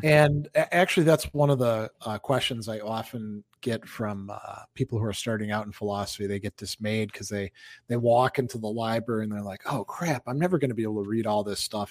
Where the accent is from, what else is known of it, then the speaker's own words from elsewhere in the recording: Wisconsin, United States; there's cities in Wisconsin, my home state, that I haven't been